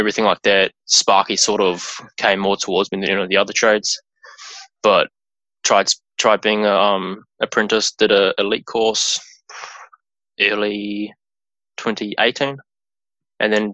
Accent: Taupo, Waikato, New Zealand; I was born and raised in Taupo, lived there for all my schooling years and everything

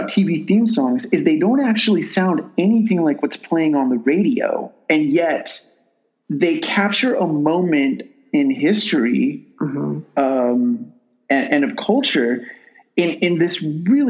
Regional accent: Los Angeles, California, United States; I'm an East Sider. I grew up in East LA. I'm Latino.

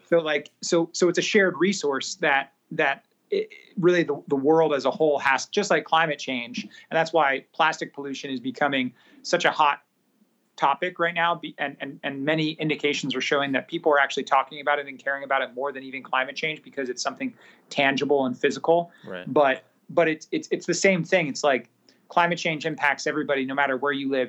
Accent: Singapore; I grew up in Southeast Asia, predominantly in Singapore.

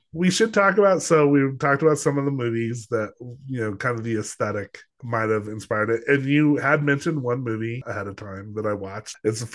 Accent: Los Alamos, New Mexico, United States; also born or lived in Colorado; growing up in Los Alamos, yeah, I grew up in Los Alamos, New Mexico

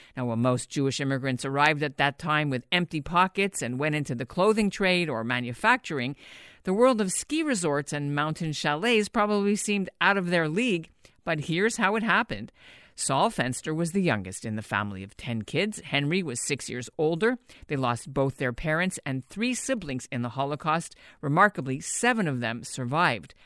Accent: Montreal, Quebec, Canada; I grew up in Montreal, and we always went up north every Sunday to teach skiing at Mont Gabriel

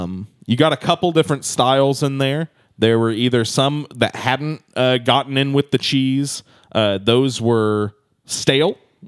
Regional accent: New York, United States; I'm a fancy boy. I'm from New York. What can I say?

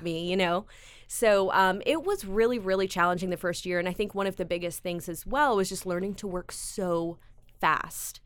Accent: Greenville, South Carolina, United States; also born or lived in Chicago, Illinois; now in Columbia, United States; originally from Chicago, I was raised in Greenville

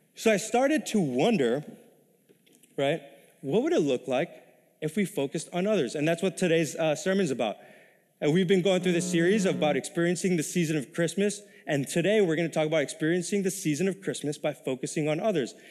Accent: New York City, New York, United States; moved away as an adult; also born or lived in Texas; now in Minnesota, United States; I was ori-, originally born and raised in New York City, nineteen years of my life, all right? It wa-, kinda more in the ghetto in Queens, New York

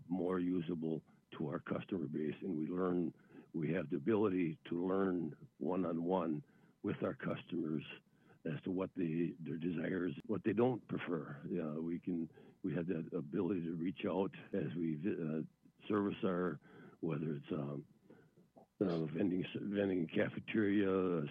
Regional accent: Wisconsin, United States; I come from Wisconsin, which we're an agricultural state and primary and tourist state

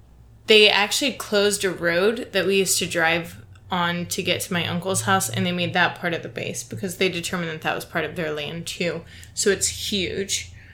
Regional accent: Ohio, United States; moved away; I'm from Ohio, as you could probably tell by James's weird song. But where I'm from, there's a huge Air Force base that is known for aliens.

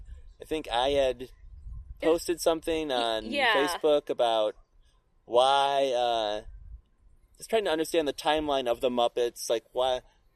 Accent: Michigan, United States; now in Los Angeles, United States; I am from Michigan.

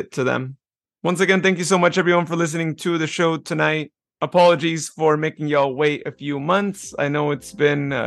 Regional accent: near Patterson, California, United States; I grew up near Patterson

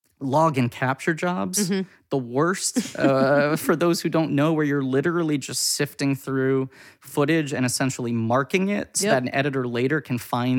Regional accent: New York, United States; I was very privileged growing up in New York.

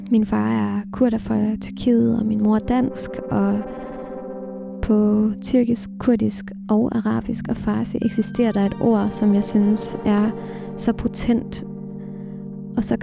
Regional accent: Samsø, Central Denmark Region, Denmark; moved away; Bornholmeruret i mit barndomshjem på Samsø har tækket lige så længe jeg kan huske. Det her mine forældre bor. Når jeg snakker med min familie her i Danmark, skifter sproget tit. Vi snakker dansk, og så pludselig kommer der et tyrkisk

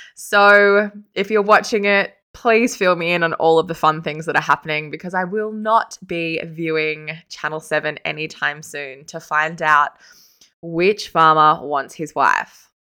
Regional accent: Sydney, New South Wales, Australia; I am from Sydney

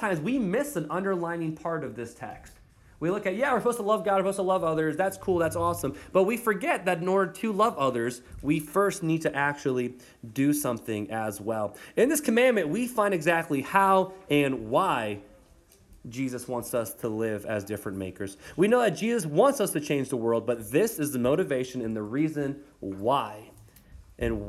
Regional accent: United States; As Americans

